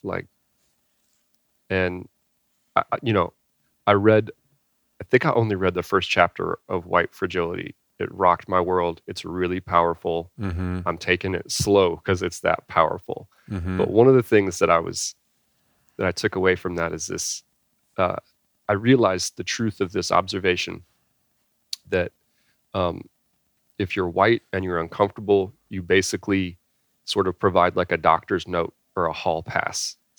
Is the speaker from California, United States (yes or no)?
yes; California, United States; born there; So I was born in California. A couple different things. I moved around a lot. And I think that had an influence on me. By the time I was 18 years old, I lived in about 13 different houses in 3 states.